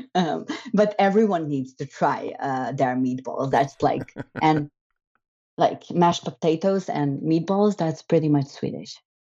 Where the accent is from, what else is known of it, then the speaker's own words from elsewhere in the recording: Slovenia; I'm brought up, so I grew up and I'm, I was born in Slovenia.